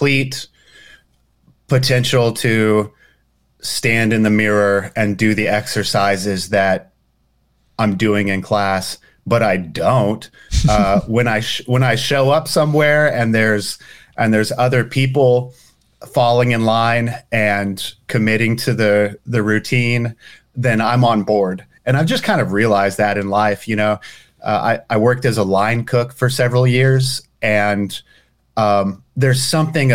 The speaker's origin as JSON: {"language": "English", "town": "Marble Falls", "region": "Texas", "country": "United States", "tie": "born or raised there", "moved": "yes", "said": "my hometown in Texas"}